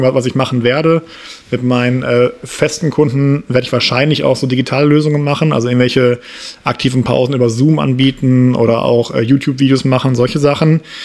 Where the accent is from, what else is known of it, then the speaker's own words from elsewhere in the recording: Essen, North Rhine-Westphalia, Germany; moved away as an adult; also born or lived in Saarbrücken / Berlin / Munich; bin dann äh, aus dem Saarland wieder zurück in meine Heimatstadt Essen gezogen